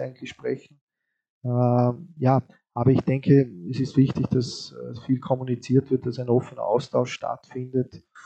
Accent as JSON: {"language": "German", "region": "Vorarlberg", "country": "Austria", "said": "als Vorarlberger"}